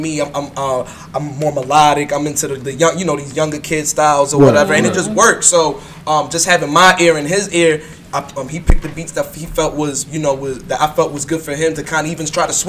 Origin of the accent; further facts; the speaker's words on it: New York City, New York, United States; moved away as an adult; now in Baltimore, United States; I'm from the Bronx, born and raised in the Bronx.